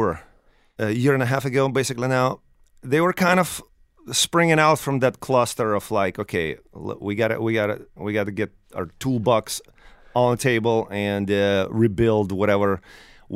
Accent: Ukraine; moved away; I'm from there. It's a very specific thing to be born and raised in Ukraine.

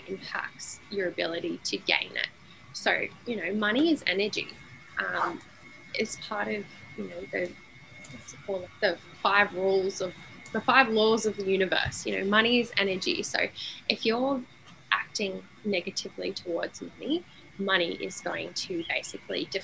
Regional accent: Sydney, New South Wales, Australia; now in Brisbane, Australia; I'm from Sydney, now I'm in Brisbane

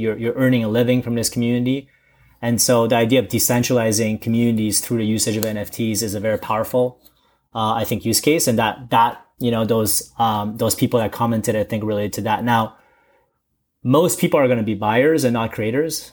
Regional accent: Canada; also born or lived in China; originally I'm, I was from China, but I've gr-, kinda grown in, uh, in Canada.

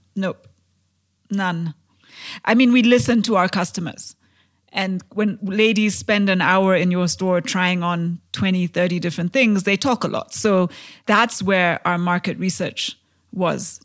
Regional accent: Kenya; I am a Kenyan entrepreneur

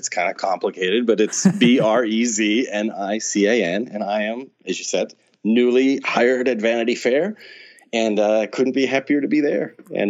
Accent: Pittsburgh, Pennsylvania, United States; moved away as an adult; I grew up in Pittsburgh, and I moved away 20 some years ago, and you know, it's now been, I used to go back more frequently, but now it's been several years since I've gone home.

